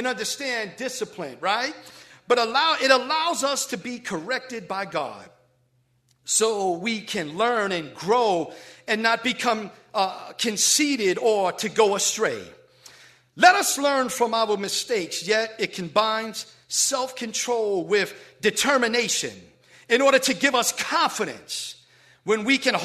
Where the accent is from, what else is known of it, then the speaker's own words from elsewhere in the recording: New York City, New York, United States; moved away; growing up in the Bronx